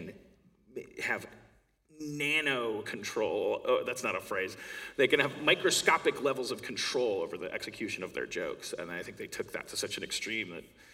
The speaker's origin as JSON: {"language": "English", "region": "Wisconsin", "country": "United States", "moved": "yes", "said": "I'm from Wisconsin, which is the place in the States that's like the mitten in the middle, on top"}